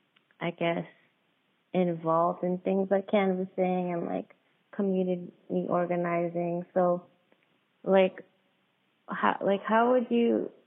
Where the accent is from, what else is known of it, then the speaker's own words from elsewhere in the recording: New York City, New York, United States; now in Long Island, United States; I was raised in Queens, but right now I live in Long Island.